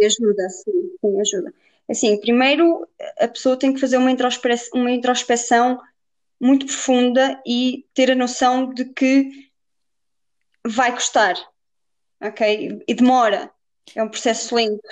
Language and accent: Portuguese; Viseu, Portugal; also born or lived in Guarda; sou de Viseu